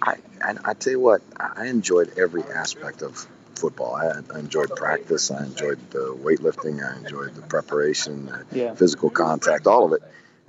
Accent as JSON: {"language": "English", "town": "South Bend", "region": "Indiana", "country": "United States", "tie": "born or raised there", "said": "I grew up in South Bend."}